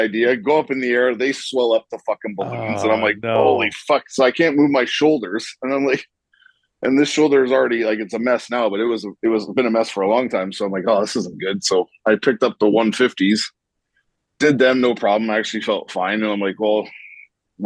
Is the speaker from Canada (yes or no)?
yes; Toronto, Ontario, Canada; moved away as an adult; also born or lived in Rhode Island / New Jersey; I'm from Toronto